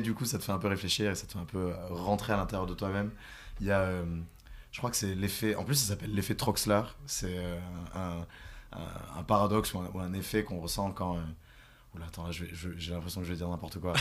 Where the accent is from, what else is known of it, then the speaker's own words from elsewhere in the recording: near Carcassonne, south of France, France; là où je viens, donc du sud de la France